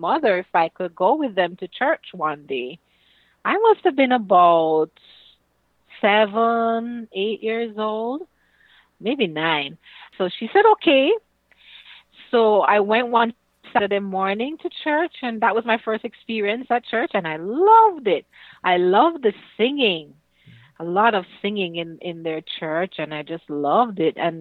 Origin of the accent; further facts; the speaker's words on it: Kingston, Jamaica; also born or lived in St. Ann, Jamaica; I grew up in Kingston, Jamaica, and also in St. Anne, which is on the north coast of Jamaica. We moved a lot